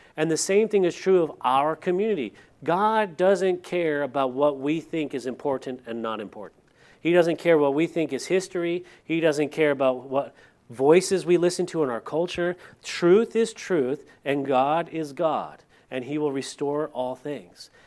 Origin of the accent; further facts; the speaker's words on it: California, United States; moved away; I'm from California, and the area that I lived in behind my old house was the La Purisma State Park